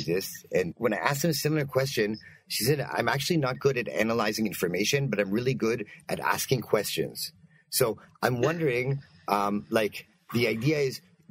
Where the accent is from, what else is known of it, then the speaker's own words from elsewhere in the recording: Canada; I'm also Canadian